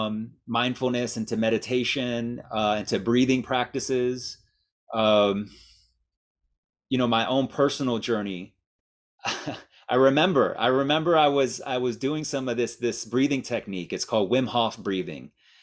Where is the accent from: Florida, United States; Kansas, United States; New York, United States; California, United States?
Florida, United States; Miami; also born or lived in Iran; And so I was born in Iran, and I moved from Iran when I was one to Miami. And my mother is Cuban.